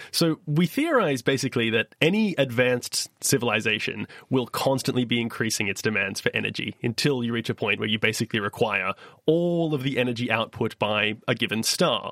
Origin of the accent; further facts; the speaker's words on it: Perth, Western Australia, Australia; my hometown, Perthwest, Australia